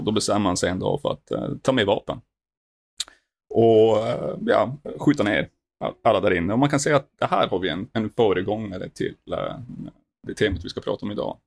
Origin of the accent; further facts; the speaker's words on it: Norrland, Sweden; Jag kommer från de djupaste delarna och mörkaste delarna av Sverige. Norrland